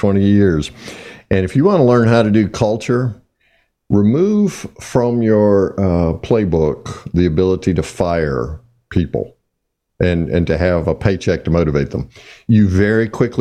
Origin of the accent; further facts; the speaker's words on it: the South, United States; I'm obviously from the South